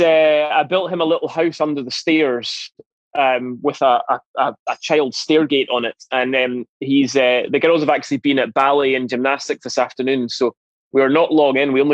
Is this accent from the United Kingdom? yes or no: yes; Edinburgh, Scotland, United Kingdom; also born or lived in Glasgow / Dundee; I was born in Edinburgh, grew up here in the southwest of the city in a place called Curry.